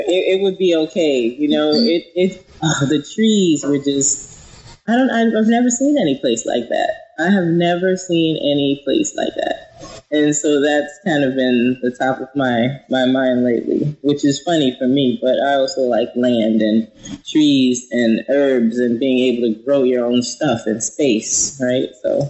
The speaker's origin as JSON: {"language": "English", "town": "Queens", "region": "New York", "country": "United States", "said": "Oh, I'm from Queens, New York."}